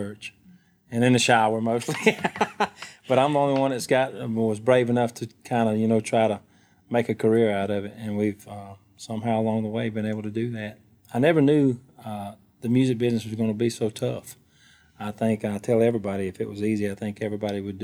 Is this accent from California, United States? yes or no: no; Alabama, United States; I'm a singer-songwriter. I grew up in Alabama